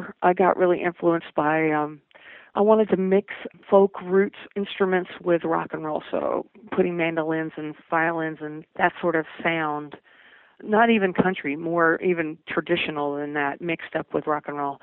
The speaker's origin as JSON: {"language": "English", "region": "Kentucky", "country": "United States", "tie": "born or raised there", "also_born_or_lived": "New Jersey", "accent": "southern", "moved": "as an adult", "said": "I grew up in Kentucky"}